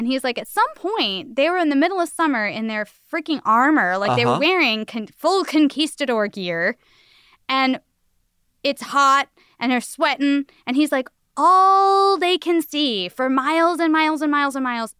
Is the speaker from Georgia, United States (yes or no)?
yes; Georgia, United States; of course, I'm from Georgia where we rarely go under 30.